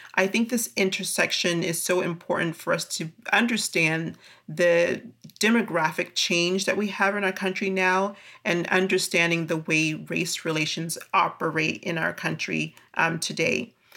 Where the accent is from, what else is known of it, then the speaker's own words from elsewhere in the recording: California, United States; moved away; growing up in California as a Black person